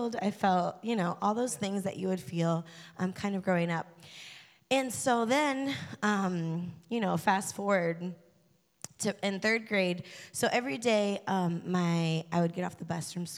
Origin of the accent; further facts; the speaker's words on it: Delaware, United States; I grew up in Delaware.